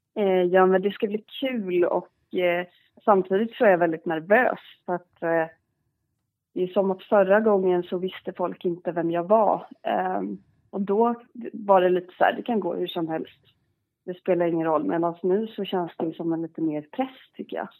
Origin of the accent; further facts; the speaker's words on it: Garda, Gotland, Sweden; also born or lived in Stockholm; jag är uppvuxen på eh, sydöstra delen, eh, ett, en liten, liten ort som heter Garda